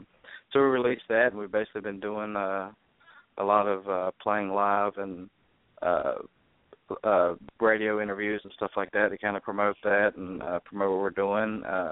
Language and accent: English; Greensboro, North Carolina, United States; now in Nashville, United States; Yeah, we're just we're identical twins from Greensboro, North Carolina, and we both kind of started really getting into music and writing music kind of in our teenage years.